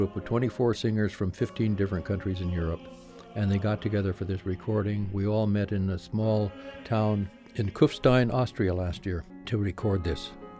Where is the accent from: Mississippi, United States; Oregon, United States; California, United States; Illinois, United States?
Oregon, United States; Portland; moved away as an adult; also born or lived in San Juan Islands, Washington; now in Los Angeles, United States; my hometown of Portland, Oregon, where I grew up